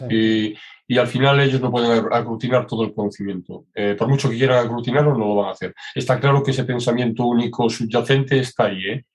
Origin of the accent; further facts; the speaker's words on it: Galicia, Spain; yo soy muy gallego.